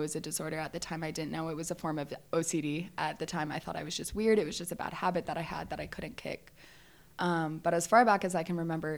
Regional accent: Valencia, California, United States; I grew up in Southern California, just like Northern Los Angeles area. So it's called Valencia

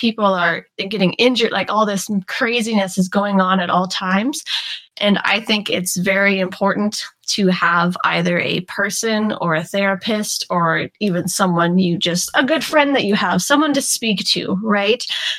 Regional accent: Canada; Either one's totally fine. I am 22. I'm Canadian.

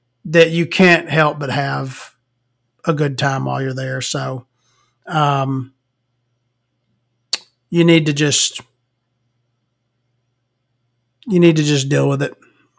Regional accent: small town Alabama, United States; born or raised there

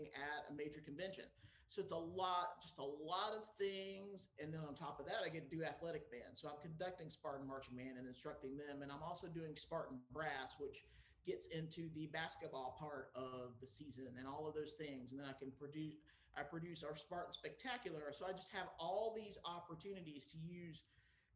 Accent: southeastern coast of North Carolina, United States; moved away; on the southeastern coast of North Carolina at the beach

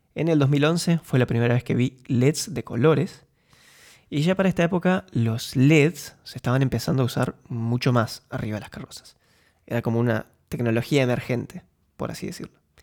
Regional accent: Concordia, Entre Ríos, Argentina; moved away as an adult; also born or lived in Buenos Aires, Argentina / Munich, Germany; now in Eindhoven, Netherlands; Nací y crecí en Concordia

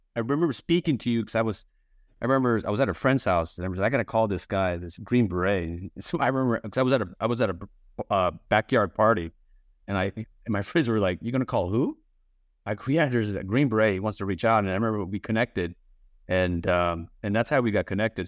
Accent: Texas, United States; I grew up in Texas

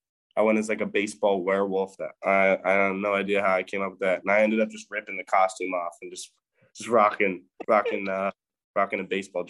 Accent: Land O'Lakes, Florida, United States; born there; No bandwagon. I was born in Land O'Lakes, Florida. It's okay. Tampa area.

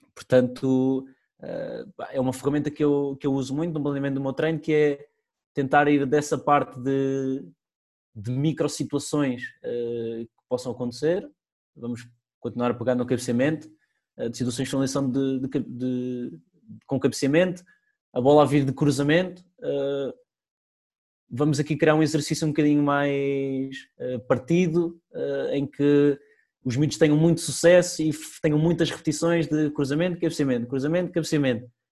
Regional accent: Portugal; somos portugueses

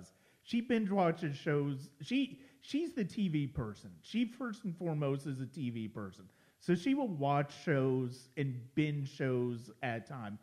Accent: Ohio, United States; moved away; I'm formerly from Ohio

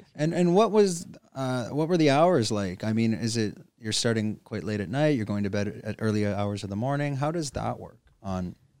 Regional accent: Canada; moved away; I'm from Canada

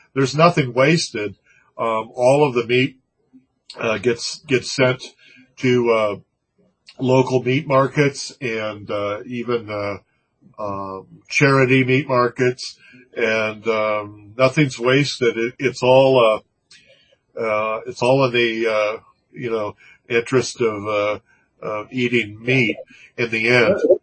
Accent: Manhattan Beach, California, United States; my hometown

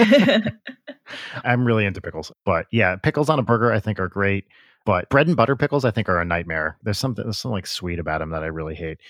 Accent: Pompton Lakes, New Jersey, United States; right near where I grew up in Pompton Lakes

